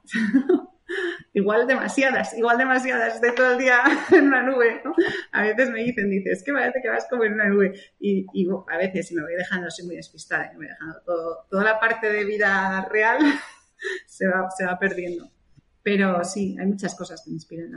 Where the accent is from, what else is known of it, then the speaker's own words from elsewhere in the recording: Spain; moved away; cuando llegué a España, otra vez, en mi país, que estaba cómoda